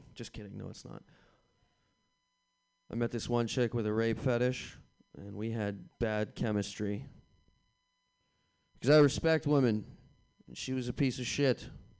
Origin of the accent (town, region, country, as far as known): Boston, Massachusetts, United States